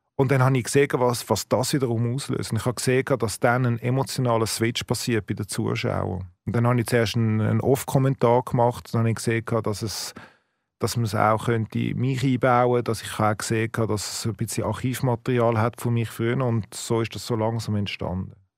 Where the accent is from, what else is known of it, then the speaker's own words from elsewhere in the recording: Switzerland; als Schweizer